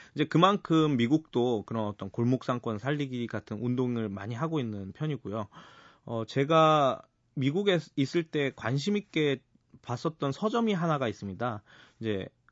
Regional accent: Seoul, South Korea; 저는 어, 서촌에서 태어나고 자라서 서촌 토박이로서

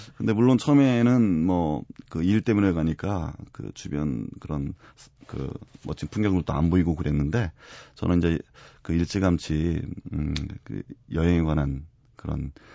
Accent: Janghang, South Chungcheong, South Korea; moved away as an adult; now in Yangon, Myanmar; 저는 고향이 충남 장항인데 네. 군산 옆에 붙어 있어요

